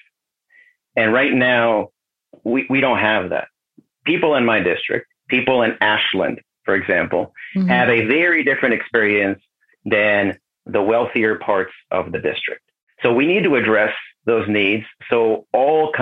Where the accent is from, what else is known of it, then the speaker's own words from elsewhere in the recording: Mexico; now in United States; growing up in Mexico.